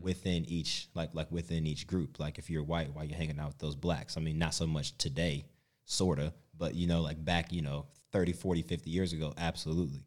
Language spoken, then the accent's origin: English; United States; moved away as an adult; now in Australia; growing up in the States